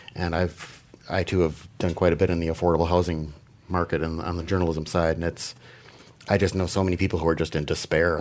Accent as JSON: {"language": "English", "town": "Green Bay", "region": "Wisconsin", "country": "United States", "tie": "born or raised there", "said": "when I was a little child growing up in Green Bay, Wisconsin"}